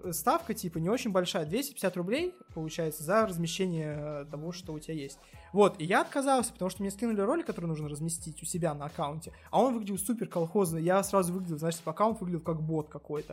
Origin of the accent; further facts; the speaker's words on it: Achinsk, Krasnoyarsk Krai, Russia; moved away; Я из Ачинска